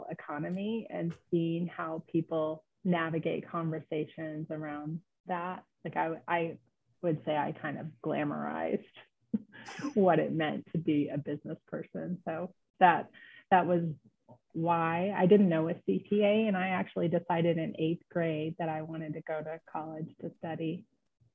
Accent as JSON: {"language": "English", "region": "Indiana", "country": "United States", "tie": "born or raised there", "moved": "yes", "said": "I grew up in Indiana"}